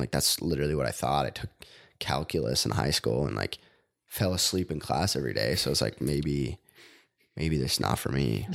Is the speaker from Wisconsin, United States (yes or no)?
no; Rosemount, Minnesota, United States; I grew up in Rosemount, which is half hour south of here.